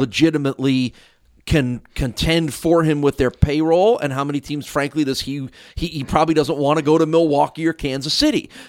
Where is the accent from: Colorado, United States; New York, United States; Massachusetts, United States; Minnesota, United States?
New York, United States; New York area, United States; when you grow up in the New York area, you sort of inherit